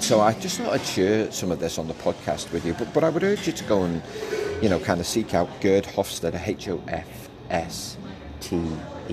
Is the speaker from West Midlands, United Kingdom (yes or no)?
no; Liverpool, North West England, United Kingdom; I was from Liverpool